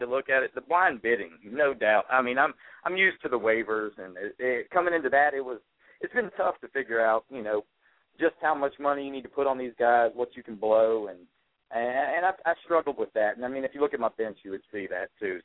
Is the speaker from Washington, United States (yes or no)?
no; Louisiana, United States; now in Virginia, United States; I'm originally from Louisiana, but I live in Virginia now.